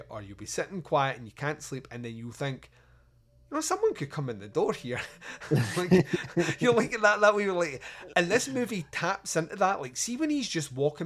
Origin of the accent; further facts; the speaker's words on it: Scotland, United Kingdom; I'm Scottish